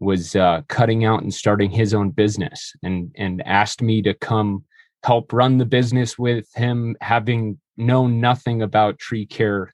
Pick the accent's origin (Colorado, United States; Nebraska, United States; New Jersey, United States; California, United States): Colorado, United States; Boulder; also born or lived in Eldorado Springs, Colorado; I was born here at Boulder Community Hospital some 36 years ago and grew up for the first part of my childhood in a place called, that everybody who lives here will know, El Dorado Springs. So just south of Boulder